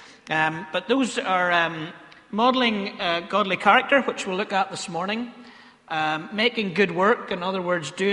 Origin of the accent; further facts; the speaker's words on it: Ballymena, Northern Ireland, United Kingdom; accent: Ballymena; one of my favourite Ballymena accent words that I have